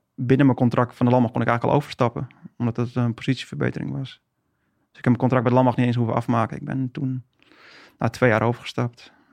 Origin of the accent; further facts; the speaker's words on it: Haarlem, North Holland, Netherlands; moved away as an adult; now in Friesland, Netherlands; Geboren en getogen in Haarlem